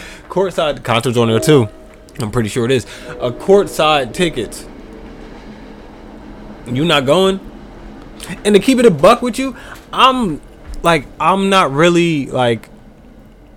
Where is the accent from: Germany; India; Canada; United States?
United States; New Jersey; We're from Jersey